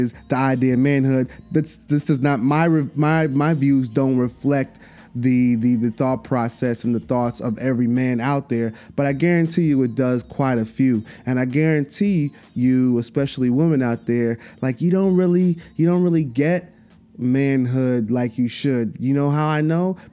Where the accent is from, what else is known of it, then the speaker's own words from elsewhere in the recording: New York City, New York, United States; in Brooklyn at the Barclay. And I feel like I have to be there. You know what I'm saying? In my hometown